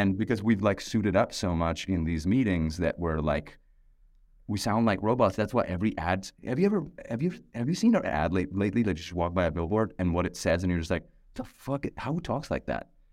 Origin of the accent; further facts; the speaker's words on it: Pakistan; moved away; I'm a musician, I'm from Pakistan